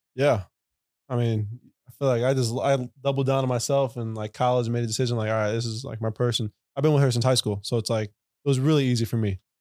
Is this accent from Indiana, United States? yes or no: no; Chicago, Illinois, United States; I live downtown, grew up in Logan Square on the north side.